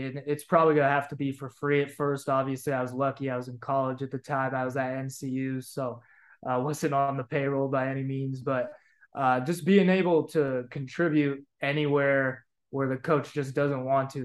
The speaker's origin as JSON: {"language": "English", "area": "Bay Area", "region": "California", "country": "United States", "moved": "as an adult", "said": "I was from the Bay Area"}